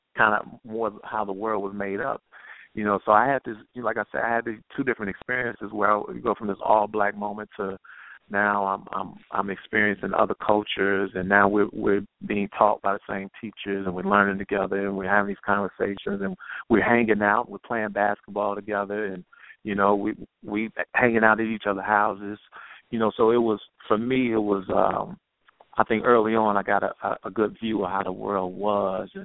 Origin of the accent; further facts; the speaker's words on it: Chicago, Illinois, United States; I grew up on the South Side on 87 in Winchester